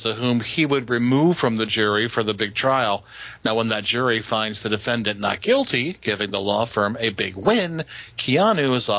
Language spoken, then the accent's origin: English; the South, United States; we're from the South, and we understand the accents and the dialects.